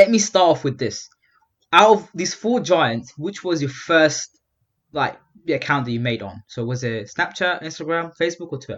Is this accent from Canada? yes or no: no; England, United Kingdom; and I'm from England.